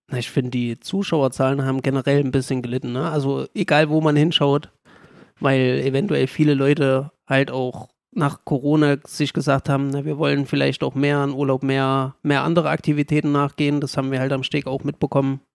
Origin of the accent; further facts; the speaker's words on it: Gera, Thuringia, Germany; also born or lived in Jena; wieder nach Gera zu kommen, weil es halt auch meine Heimat ist